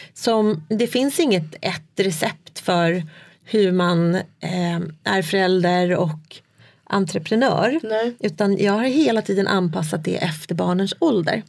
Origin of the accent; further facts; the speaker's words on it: Sweden; moved away as an adult; also born or lived in China; När vi flyttade tillbaka från Kina till mm. Sverige